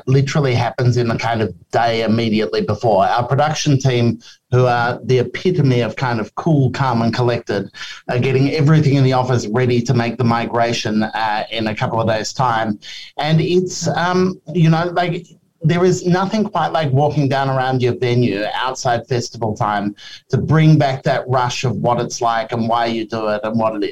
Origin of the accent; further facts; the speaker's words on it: Melbourne, Victoria, Australia; now in Sydney, Australia; I'm from Melbourne originally